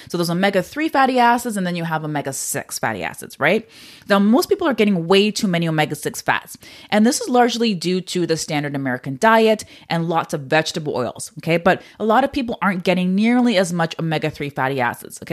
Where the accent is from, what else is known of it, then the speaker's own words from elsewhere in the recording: Canada; I'm Canadian